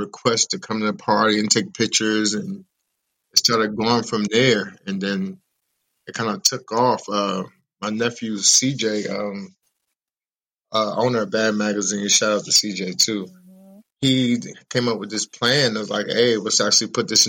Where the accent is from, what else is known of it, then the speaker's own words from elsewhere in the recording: Elizabeth, New Jersey, United States; now in Virginia, United States; I'm hailing from actually Elizabeth, New Jersey, born and raised